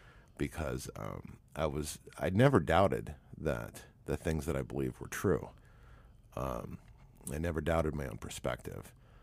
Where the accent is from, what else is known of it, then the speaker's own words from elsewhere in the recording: Canada; No, actually, my parents were not Catholic. In Canada, there's a two-tier school system. There's English secular and French Catholic.